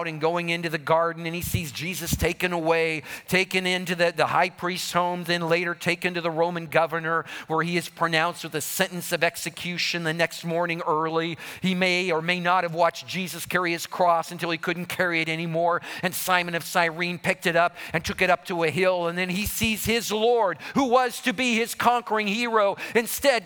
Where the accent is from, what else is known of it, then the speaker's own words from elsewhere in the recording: Colorado, United States; I grew up in Colorado